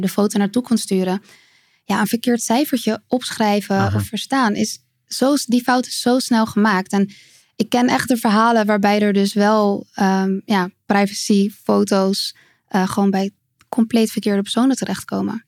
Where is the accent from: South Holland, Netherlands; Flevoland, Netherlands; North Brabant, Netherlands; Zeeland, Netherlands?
South Holland, Netherlands; Capelle aan den IJssel; In Capelle aan den IJssel.